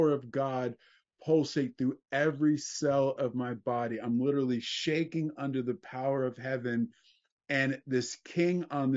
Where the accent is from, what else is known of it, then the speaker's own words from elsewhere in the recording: New Jersey, United States; now in California, United States; I grew up in New Jersey in a traditional Jewish family